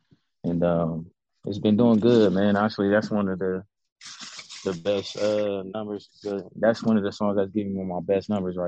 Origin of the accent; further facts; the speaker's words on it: Columbus, Ohio, United States; And I'm from Columbus, Ohio, born and raised. I'm 34 years old, man.